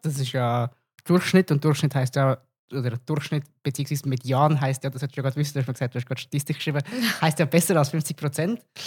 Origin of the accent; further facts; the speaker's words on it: Zug, Switzerland; Ich bin ja selber auch aus dem Kanton Zug